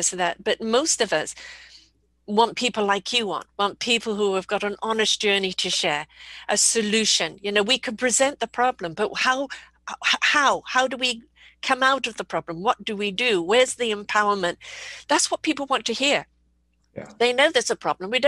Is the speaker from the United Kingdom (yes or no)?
yes; England, United Kingdom; moved away; also born or lived in South Africa / United States; I was brought up in England, lived in South Africa, been here 42 years, but I've lived in the States as well.